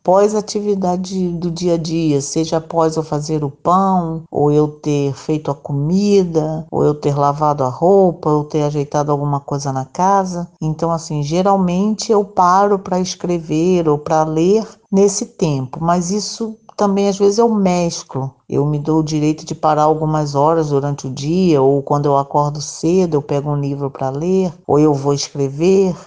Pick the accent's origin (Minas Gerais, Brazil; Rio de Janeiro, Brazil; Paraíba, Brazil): Rio de Janeiro, Brazil; moved away as an adult; now in Vila Velha, Brazil; sou natural do Rio de Janeiro, estou aqui residindo no Espírito Santo, é, Vila Velha, Ponta da Fruta, desde 2003.